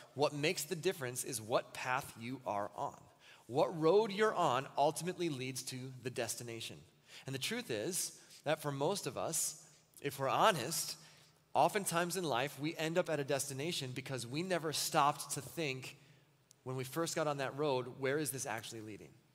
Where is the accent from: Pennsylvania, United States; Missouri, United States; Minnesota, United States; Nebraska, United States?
Minnesota, United States; Wells; also born or lived in Muncie, Indiana; when I was a kid, we lived in southern Minnesota, almost next to the Iowa border, Wells, Minnesota